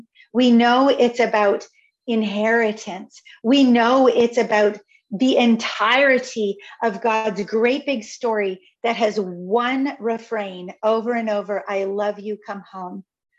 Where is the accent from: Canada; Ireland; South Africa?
Canada; I am Canadian. I am a Christian. I am a woman. I am white.